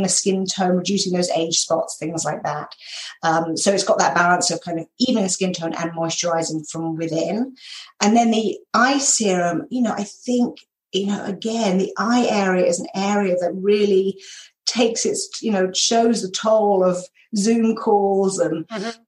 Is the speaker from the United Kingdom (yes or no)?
yes; United Kingdom; accent: British; moved away as an adult; also born or lived in North Carolina / California / New York; now in Minnesota, United States; I am British. So I grew up in the uh, just outside of London in England and spent the first 32 years of my life there.